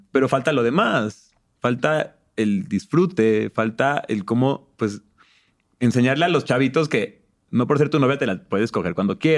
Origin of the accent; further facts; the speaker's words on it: Mexico; pues soy mexicano, ¿no? No soy gringo en ese entonces.